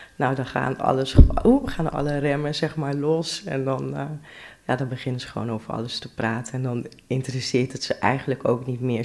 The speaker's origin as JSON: {"language": "Dutch", "region": "Drenthe", "country": "Netherlands", "tie": "born or raised there", "also_born_or_lived": "Amsterdam / Rotterdam", "said": "Ik ben vroeger in Amsterdam geboren. Ja. Maar ik ben al van een hele jonge leeftijd naar Drenthe toe verhuisd."}